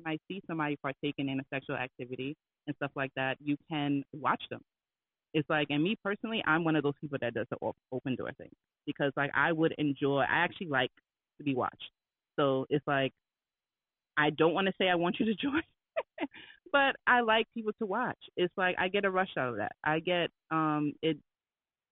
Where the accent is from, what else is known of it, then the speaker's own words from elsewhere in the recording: New York, United States; I'm from New York